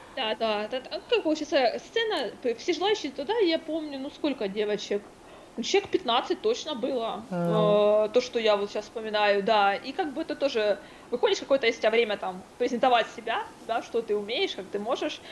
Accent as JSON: {"language": "Russian", "town": "Kryvyi Rih", "region": "Dnipropetrovsk Oblast", "country": "Ukraine", "tie": "born or raised there", "said": "в моем родном городе, Кривой Рог"}